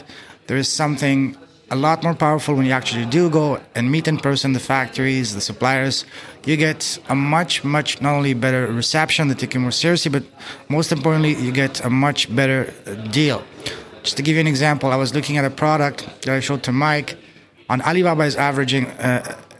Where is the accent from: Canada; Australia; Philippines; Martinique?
Canada; moved away as an adult; now in China; I'm from Canada, and I've been in China for 2 years.